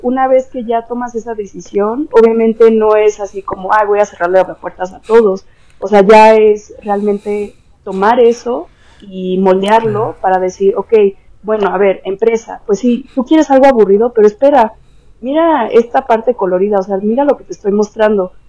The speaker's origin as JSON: {"language": "Spanish", "country": "Mexico", "moved": "as an adult", "lives_now": "Netherlands", "said": "pues soy mexicana"}